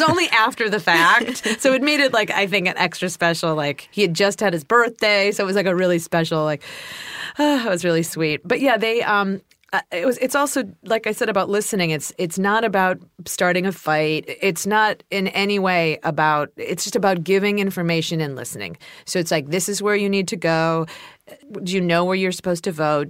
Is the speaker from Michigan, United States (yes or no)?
no; Ohio, United States; moved away; I'm from Ohio